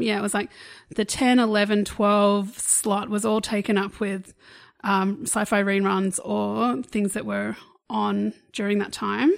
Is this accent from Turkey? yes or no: no; Australia; we're obviously Australian.